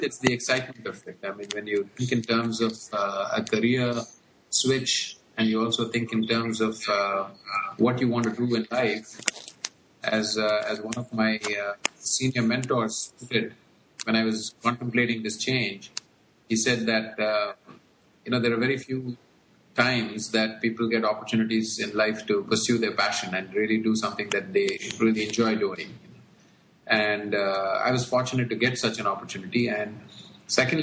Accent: India; moved away as an adult; also born or lived in United States / Indonesia / Hong Kong / Bangalore; Born and brought up in India, and like most kids, played a lot of cricket.

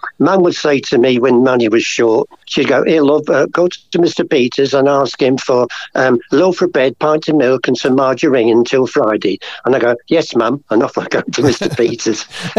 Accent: Brighton, South East England, United Kingdom; I was born in Brighton, just a seaside town. I was born in a place called Buckingham Road near the station, and it was a basement flat.

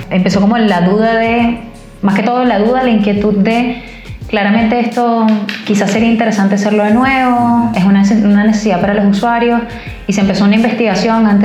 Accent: Venezuela; moved away as an adult; now in Chile; yo soy venezolana y como Estefanía también tengo tres años en Chile, llegamos el mismo día

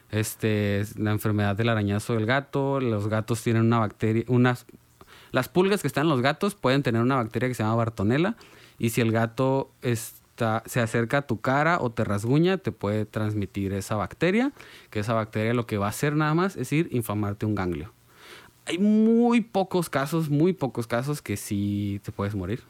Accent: Mexico; como mexicanos tenemos el estigma de macho y macho

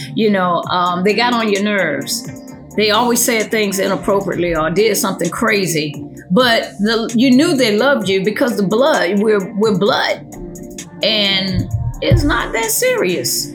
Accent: United States; born in the States versus born in Honduras

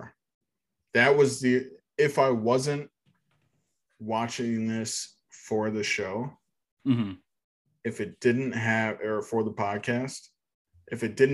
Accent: Texas, United States; I grew up in Texas

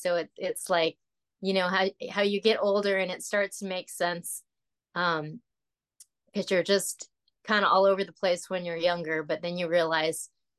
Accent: Texas, United States; also born or lived in Los Angeles / Oklahoma; So, but I was born in Los Angeles, and I lived in Oklahoma. I mostly went to school. We moved to Texas once I got to like junior high school. So I went to junior high school, high school, and college in Texas.

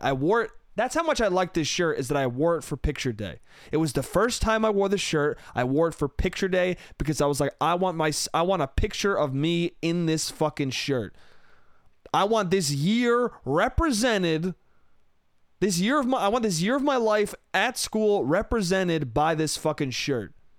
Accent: Westchester, New York, United States; moved away; It comes from my hometown. It comes from Westchester, New York

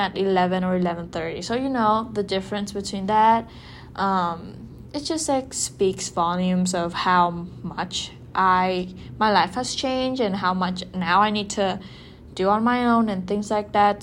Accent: Vietnam; first language Vietnamese; English is a second language; moved away; Vietnam is like a very familiar environment for me. You know, the food is familiar, the language, I literally like, that's my mother tongue

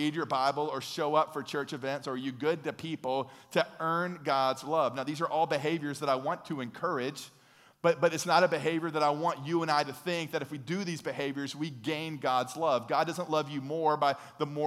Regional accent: United States; we're from America, the home of the free

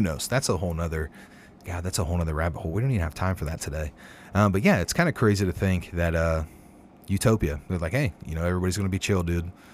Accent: Ohio, United States; local to Ohio, my home state

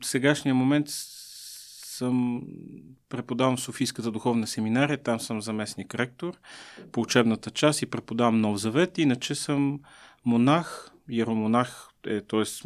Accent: Bulgaria; сме българи

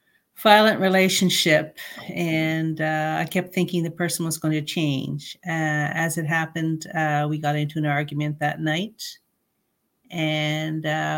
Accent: Canada; I'm a Canadian citizen. I'm very proud to be a Canadian citizen

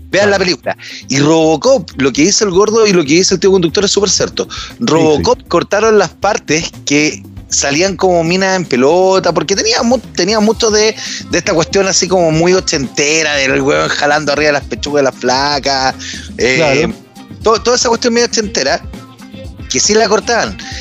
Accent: Santiago, Santiago Metropolitan Region, Chile; soy de Franklin Alto

